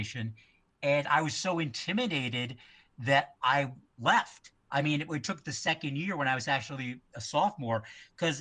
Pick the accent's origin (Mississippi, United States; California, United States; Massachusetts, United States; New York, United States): Massachusetts, United States; Westport; moved away; also born or lived in Fall River, Massachusetts; the town that I'm from is Westport, Mass. It's in between Fall River and New Bedford.